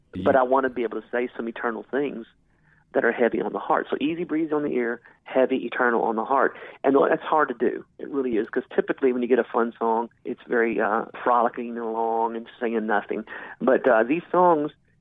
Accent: Newburgh, Indiana, United States; moved away; I'm originally from Newburgh, Indiana, mm-hmm. which is right outside of Evansville.

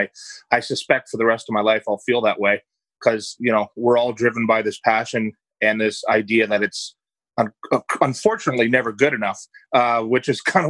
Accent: Scarborough, Ontario, Canada; Yeah, so I grew up in Scarborough. My parents are immigrants from Ireland, so had a very, very humble upbringing

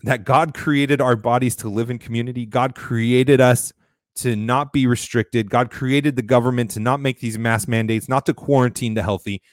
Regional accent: Florida, United States; my home state of Florida

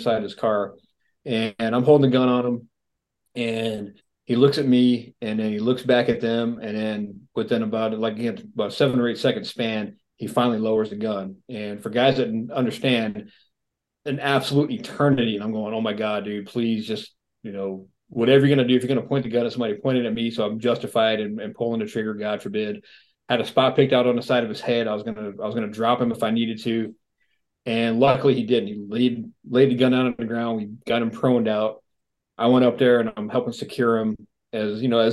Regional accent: New England, United States; moved away; also born or lived in Phoenix, Arizona; I was born in New England back in the late 60s

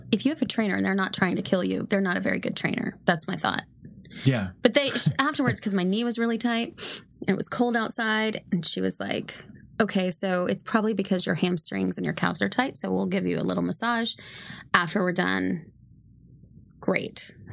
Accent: Chicago, Illinois, United States; and I grew up in Chicago.

